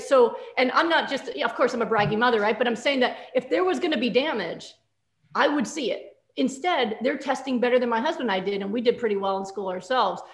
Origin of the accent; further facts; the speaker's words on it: New York, United States; I'm from New York